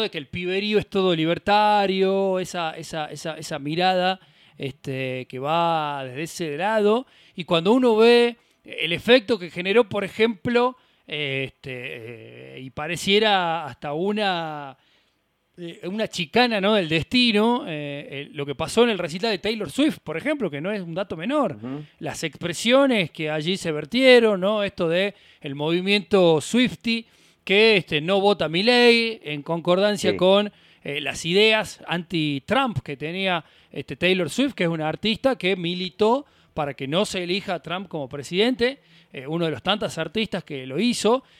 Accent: Argentina; somos, somos argentinos

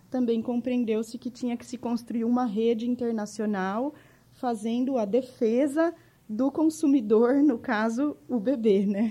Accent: Jundiaí, São Paulo, Brazil; accent: interior de São Paulo (puxado); moved away as an adult; now in São Paulo, Brazil; eu sou de Jundiaí, né? Eu sou nascida em Jundiaí, criada lá também

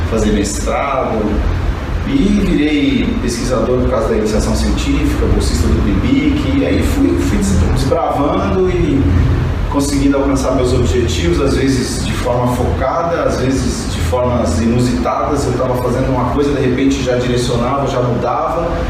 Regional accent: São Paulo, Brazil; moved away as an adult; also born or lived in southern Brazil; sou natural de São Paulo, ex-atleta de, de, voleibol

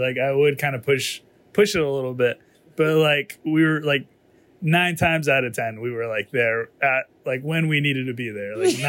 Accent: Midland, Texas, United States; growing up in Midland, everything's dead, everything's dusty, like grass is yellow, you have no trees

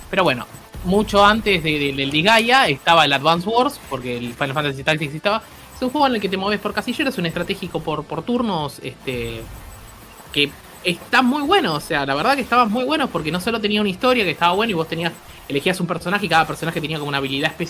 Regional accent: Argentina; porque somos argentinos

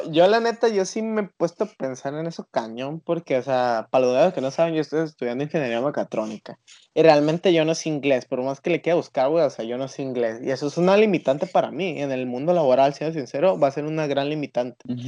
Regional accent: Mexico; nosotros como mexicanos

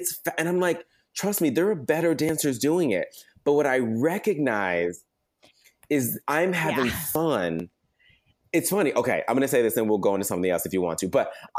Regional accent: the South, United States; being a Black boy growing up in the South

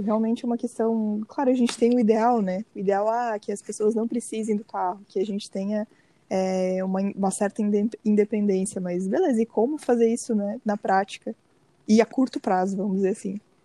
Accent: Brazil; eu sou brasileira

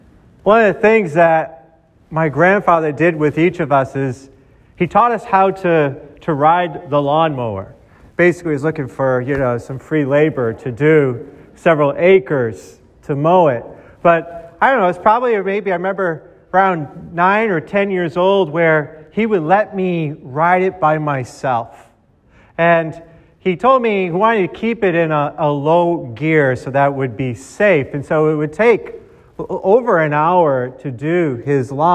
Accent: Boston, Massachusetts, United States; Growing up in Boston

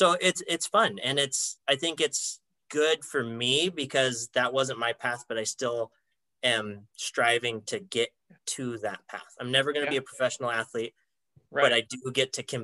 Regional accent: Sandpoint, Idaho, United States; where I grew up in Sandpoint

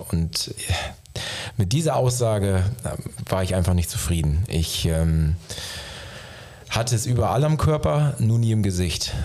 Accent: Osnabrück, Lower Saxony, Germany; bin gebürtiger Niedersachse, wie du auch, äh, komme aus der Gegend äh, aus Osnabrück

